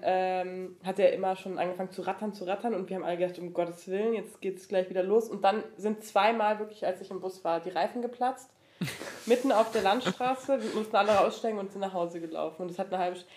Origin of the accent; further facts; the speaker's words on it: Erlangen, Bavaria, Germany; moved away as an adult; now in Regensburg, Germany; wir kommen beide so aus Erlangen